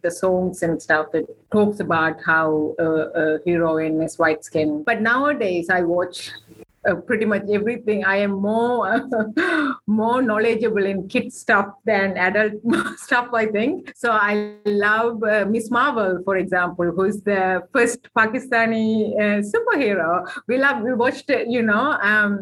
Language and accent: English; Sri Lanka; now in New Zealand; We grew up in war in Sri Lanka